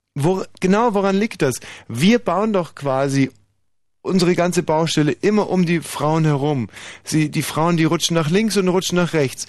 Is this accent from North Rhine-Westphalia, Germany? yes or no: no; Bavaria, Germany; moved away; bei uns in Bayern